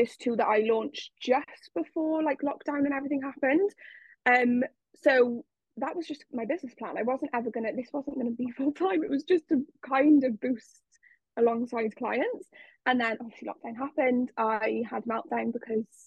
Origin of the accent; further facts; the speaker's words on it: South Wales, United Kingdom; I am from South Wales